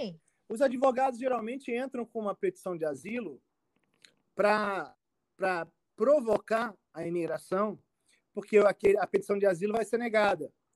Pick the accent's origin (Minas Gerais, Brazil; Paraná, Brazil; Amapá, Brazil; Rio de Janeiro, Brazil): Rio de Janeiro, Brazil; moved away as an adult; also born or lived in Brasília; now in United States; eu nasci no Rio de Janeiro, é, num bairro do, chamado Tijuca, e é um dos bairros mais cariocas